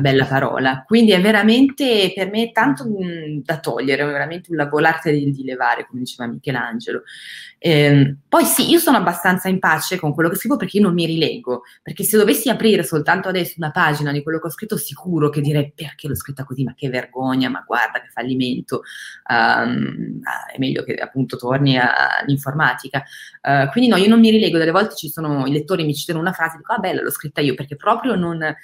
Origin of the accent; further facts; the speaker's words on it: Crema, Lombardy, Italy; moved away as an adult; now in France; Il liceo classico l'ho fatto in Lombardia e sono nata a Crema, in ah. provincia di Cremona